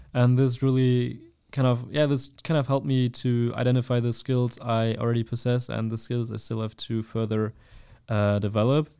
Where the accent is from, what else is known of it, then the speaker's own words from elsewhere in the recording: Germany; I'm from Germany, and we also have a lot of different cultures in Germany